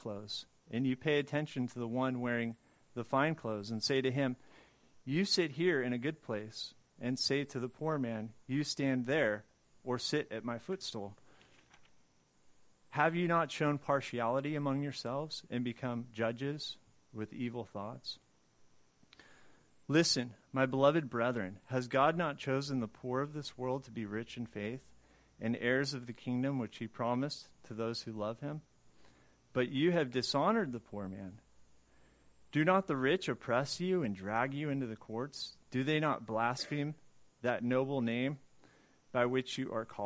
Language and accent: English; Southern California, United States; I grew up in Southern California